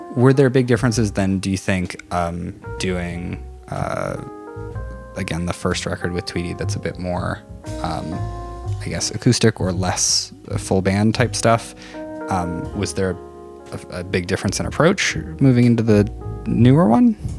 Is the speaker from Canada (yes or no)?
yes; North Battleford, Saskatchewan, Canada; I grew up in North Battleford